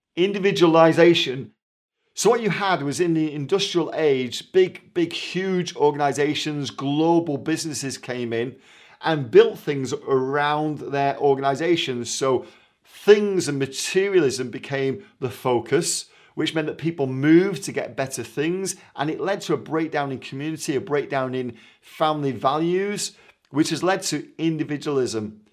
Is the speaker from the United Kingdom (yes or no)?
yes; Manchester, North West England, United Kingdom; moved away; I'm from Manchester originally